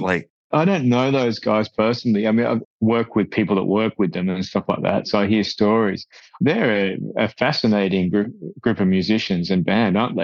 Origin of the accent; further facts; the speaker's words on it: Australia; we're a small country. We're a long way, we're a hell of a long way from you guys and from, and from, you know, the UK and Europe